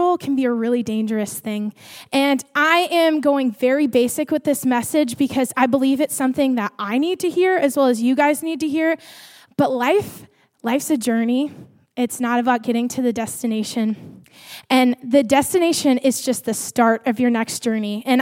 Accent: Farmington, Minnesota, United States; Farmington, my hometown

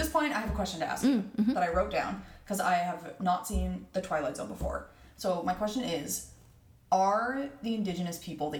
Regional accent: Canada; I grew up near the Soutina Reserve

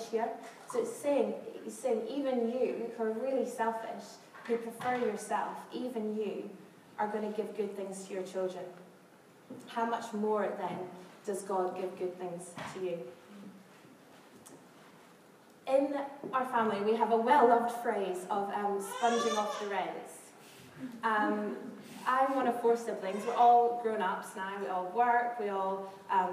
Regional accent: Scotland, United Kingdom; now in London, United Kingdom; I'm from Scotland, where we chat to everybody

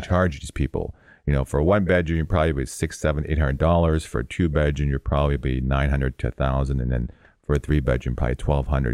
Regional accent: Toronto, Ontario, Canada; moved away as an adult; now in California, United States; born and raised in Toronto

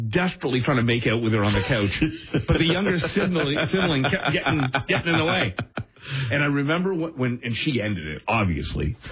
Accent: Canada; certainly being Canadian

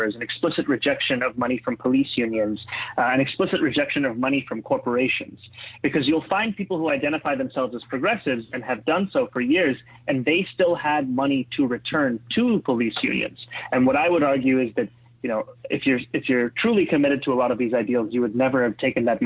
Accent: New York City, New York, United States; also born or lived in Kampala, Uganda; I was born and raised in Kampala, Uganda, in East Africa. I immigrated to New York City at the age of 7 in 1999

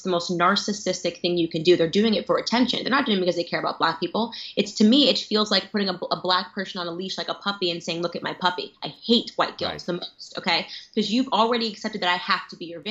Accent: Stamford, Connecticut, United States; I grew up in Stamford, Connecticut

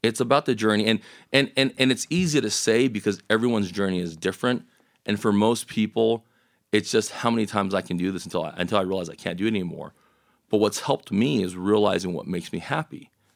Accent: El Paso, Texas, United States; growing up in El Paso

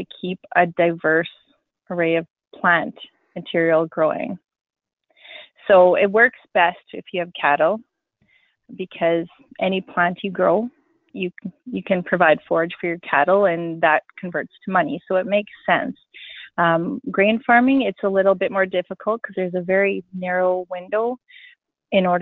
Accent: Wynyard, Saskatchewan, Canada; moved away as an adult; now in Broadview, Canada; I'm originally from Wynyard, Wishart area. I grew up on a farm around there.

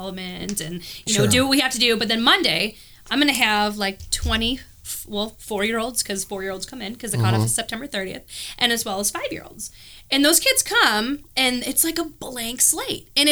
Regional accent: New York, United States; moved away; I come from New York where like you have to have preschool

